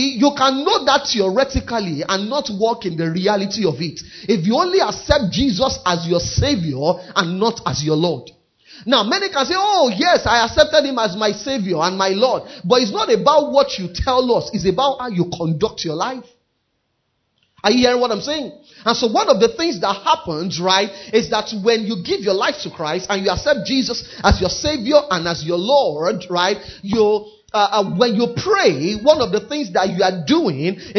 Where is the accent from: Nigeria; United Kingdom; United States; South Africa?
Nigeria; even though I'm a Nigerian, I'm first a kingdom citizen. I may be in Nigeria